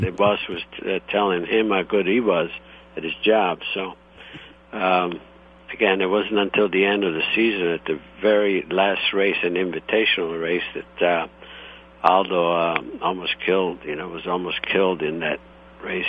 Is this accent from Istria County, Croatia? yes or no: yes; Istria County, Croatia; also born or lived in Italy; now in United States; I was born in Italy, um, and the region is uh, Istria, and however now it's uh, Croatia